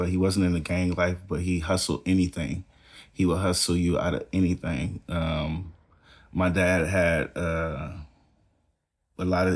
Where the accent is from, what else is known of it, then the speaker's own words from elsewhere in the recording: Los Angeles, California, United States; We're actually from South Central Los Angeles, which is in between the east side and the west side of Los Angeles